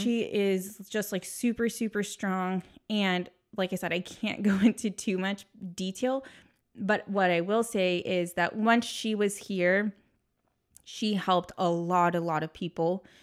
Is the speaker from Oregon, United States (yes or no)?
no; San Diego, California, United States; I was born and raised in San Diego